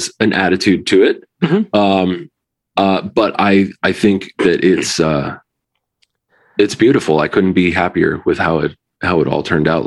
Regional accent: New Haven, Connecticut, United States; I grew up in New Haven, Connecticut

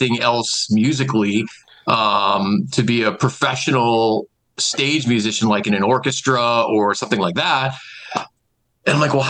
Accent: Scranton, Pennsylvania, United States; I'm from this market. I'm from Wilkes-Barre, Scranton. my family's here, my friends are here, I grew up here, went to high school and college

